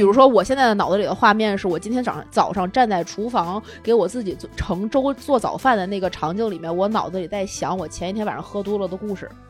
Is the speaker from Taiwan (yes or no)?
no; Tianjin, China; 他突然知道了我是天津人